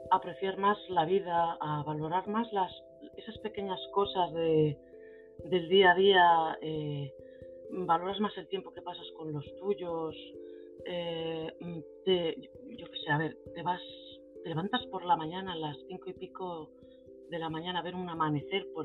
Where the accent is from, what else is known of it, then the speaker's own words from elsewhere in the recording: Santander, Cantabria, Spain; yo soy natural de Santander, una ciudad costera preciosa al norte de España.